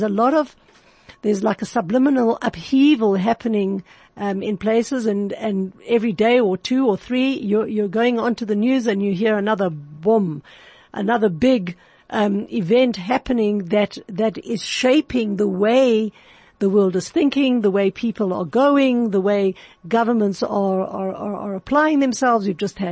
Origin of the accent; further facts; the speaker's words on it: Johannesburg, Gauteng, South Africa; my hometown of Johannesburg, my city town